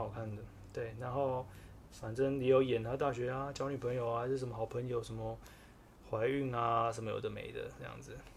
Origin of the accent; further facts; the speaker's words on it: Taipei, Taiwan; also born or lived in Taichung; 我是台北人，然后跑去台中读大学